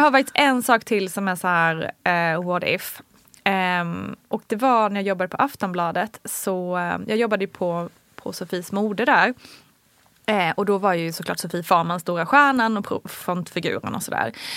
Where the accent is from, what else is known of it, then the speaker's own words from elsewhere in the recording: Småland, Sweden; moved away; also born or lived in Kalmar / Malmö; kommer jag ju från Småland